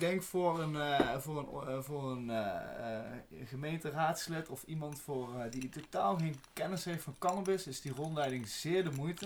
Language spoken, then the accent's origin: Dutch; Netherlands; als Nederlander